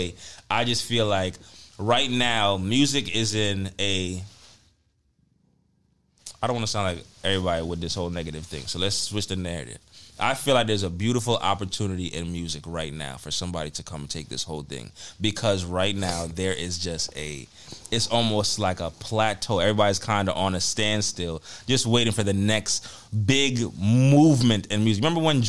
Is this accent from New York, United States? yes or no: yes; New York City, New York, United States; I'm from the Bronx.